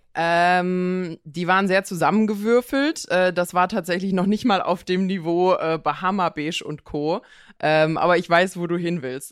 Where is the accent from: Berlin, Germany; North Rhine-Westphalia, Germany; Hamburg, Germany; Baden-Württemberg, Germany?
Baden-Württemberg, Germany; Pforzheim area; also born or lived in Konstanz; ich komme ja aus der Gegend von Pforzheim